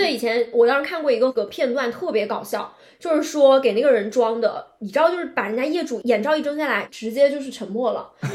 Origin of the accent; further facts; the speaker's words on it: Shenzhen, Guangdong, China; 因为我们是在深圳长大的嘛，